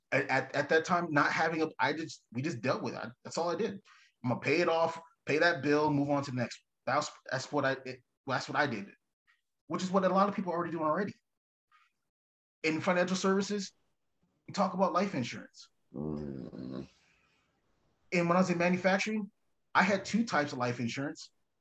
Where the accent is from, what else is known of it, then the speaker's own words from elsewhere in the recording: Mesa, Arizona, United States; now in Casa Grande, United States; I'm initially from Mesa, so I know what's happening in the valley